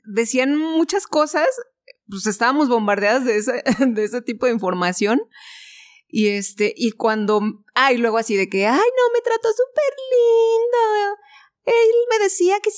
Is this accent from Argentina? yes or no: no; Guanajuato, Mexico; Y entonces era así de, oh, es que venimos de Guanajuato.